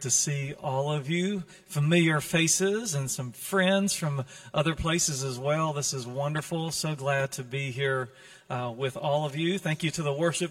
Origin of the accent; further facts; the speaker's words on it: North Carolina, United States; now in California, United States; I'm from the South, in case you wonder, North Carolina, way over yonder